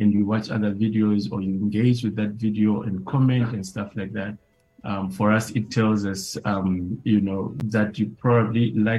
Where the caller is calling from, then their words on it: Johannesburg, Gauteng, South Africa; I'm joining from Johannesburg in South Africa. It's nice and sunny outside.